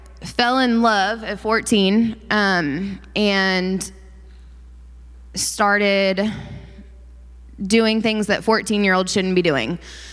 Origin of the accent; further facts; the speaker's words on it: Enid, Oklahoma, United States; I grew up in Enid, Oklahoma